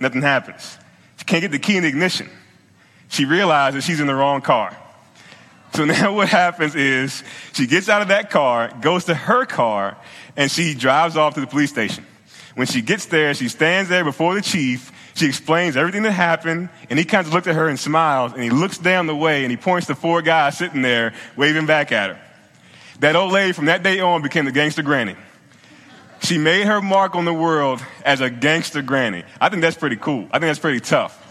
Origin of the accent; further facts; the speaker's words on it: Virginia, United States; moved away; I'm from Virginia, I'm from the South.